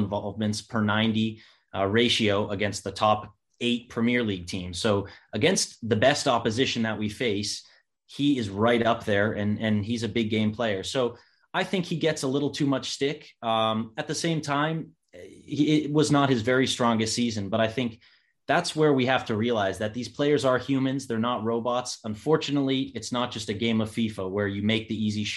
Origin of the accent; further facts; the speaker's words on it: United States; being American